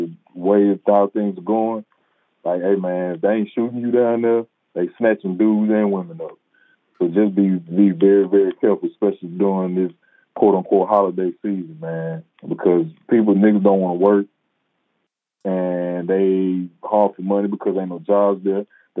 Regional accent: Mississippi, United States; now in Houston, United States; we're from Mississippi, but if anybody's stayed in other places, like here in Houston where me and Jeremiah live

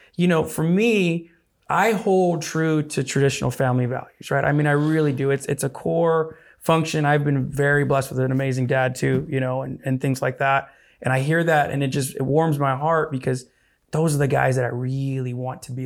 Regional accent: Arizona, United States; growing up in Arizona

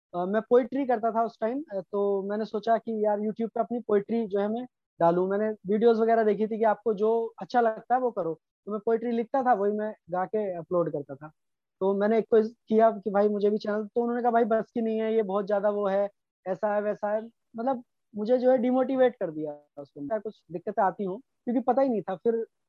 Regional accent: Moradabad, Uttar Pradesh, India; हमारे मुरादाबाद में

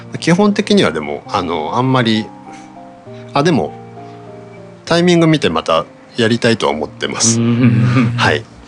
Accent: Kyushu, Japan; moved away; also born or lived in United Kingdom; 出身が、はい、あの九州なんですけど

